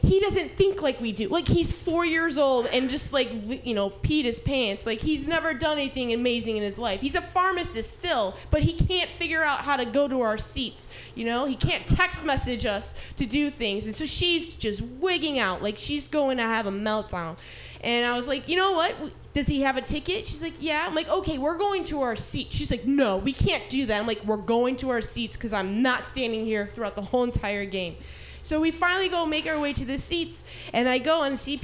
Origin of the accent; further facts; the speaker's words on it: Illinois, United States; moved away; I'm from Illinois.